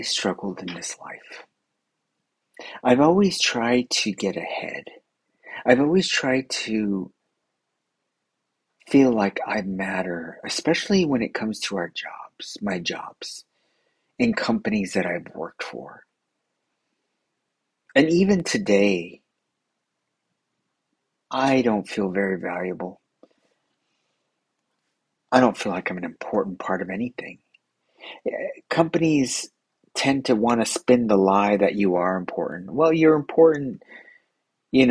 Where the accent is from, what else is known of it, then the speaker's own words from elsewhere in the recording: United States; I'm American